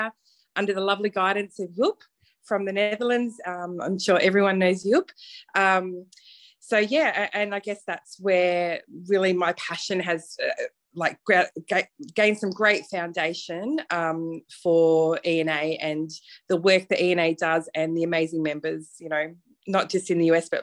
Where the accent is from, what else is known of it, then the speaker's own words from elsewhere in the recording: Melbourne, Victoria, Australia; probably people can hear from my accent, I'm not from the USA, so I am from Melbourne, Australia. I started my career here in Melbourne